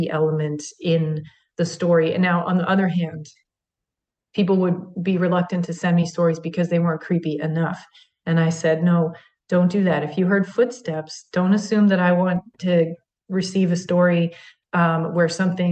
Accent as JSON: {"language": "English", "region": "Maryland", "country": "United States", "tie": "born or raised there", "said": "that's my home state"}